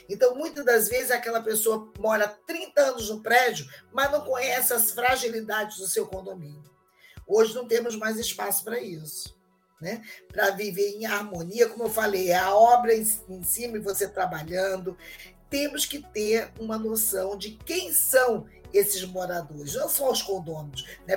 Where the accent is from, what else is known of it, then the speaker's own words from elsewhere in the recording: Rio de Janeiro, Brazil; eu sou do Rio de Janeiro